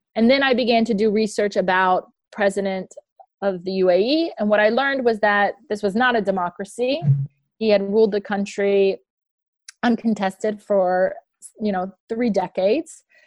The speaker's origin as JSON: {"language": "English", "region": "Tennessee", "country": "United States", "also_born_or_lived": "Boston", "moved": "as an adult", "said": "I'm a girl from Tennessee, and Boston was totally new to me at the time"}